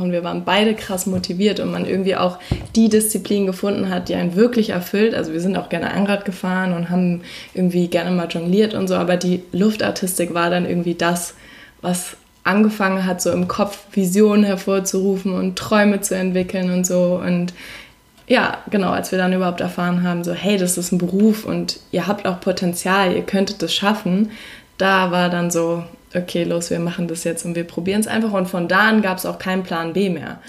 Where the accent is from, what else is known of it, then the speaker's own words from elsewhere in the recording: Hamburg, Germany; also born or lived in Berlin; Wir kommen aus Hamburg